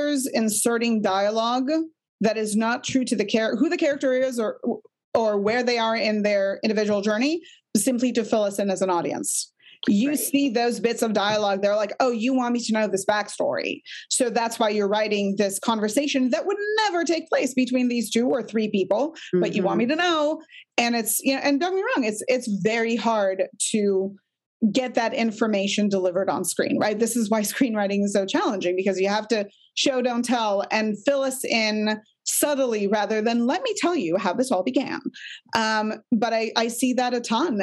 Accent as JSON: {"language": "English", "country": "Israel", "said": "I'm from Israel"}